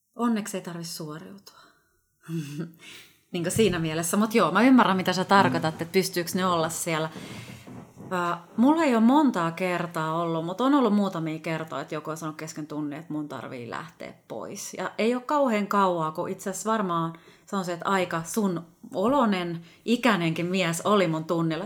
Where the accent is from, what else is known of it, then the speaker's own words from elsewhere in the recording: Helsinki, Uusimaa, Finland; also born or lived in Ostrobothnia; Mä oon kotoisin kuule ihan Suomen pääkaupungista, eli Helsingistä